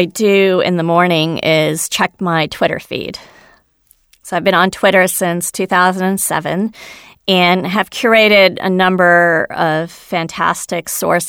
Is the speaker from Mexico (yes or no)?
no; India; So I'm a double minority. I'm a woman. I'm Indian. I wasn't born in this country.